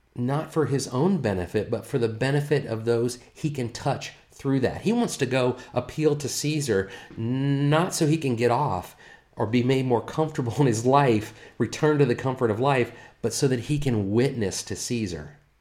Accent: United States; here as American citizens

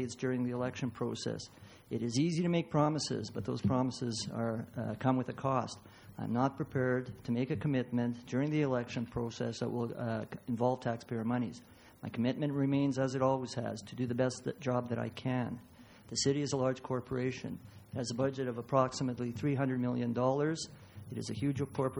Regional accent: Lethbridge, Alberta, Canada; also born or lived in Yugoslavia; I was born in Yugoslavia. I arrived in Lethbridge with my parents on July 1, 1957. I received all of my schooling here

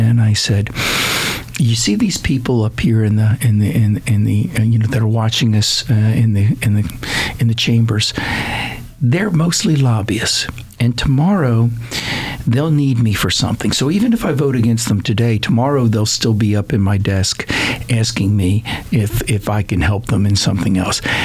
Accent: Seminole County, Florida, United States; born or raised there; also born or lived in Wilmington, Delaware

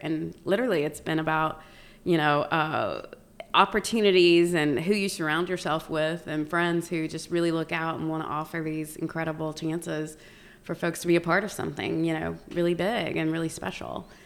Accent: Lincoln County, North Carolina, United States; moved away as an adult; I grew up born and raised in Lincoln County. So, uh, that's home for me.

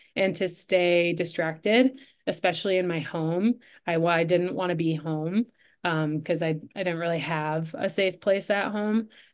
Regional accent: Livonia, Michigan, United States; also born or lived in Ann Arbor, Michigan; I grew up in Livonia, which was just about 20 minutes closer towards Detroit

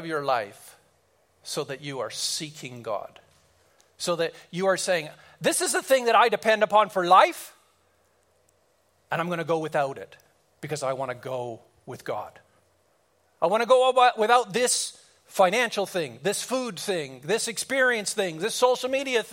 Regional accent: Kelowna, British Columbia, Canada; we drove back to Kelowna, my hometown

